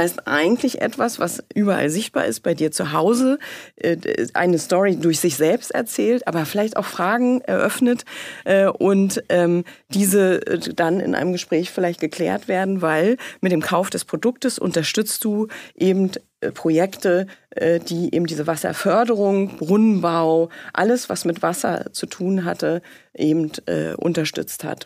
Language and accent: German; Mecklenburg-Vorpommern, Germany; moved away; ich komme aus Mecklenburg, aus Sumpfixlust